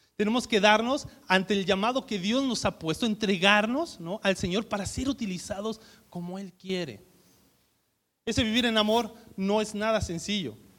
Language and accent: Spanish; Mexico; somos mexicanos